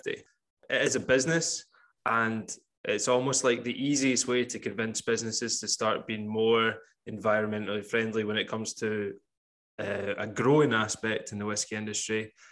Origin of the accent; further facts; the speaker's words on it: Campbeltown, Scotland, United Kingdom; where I come from Campbeltown, so I'll always refer everything back to Springbank whiskey.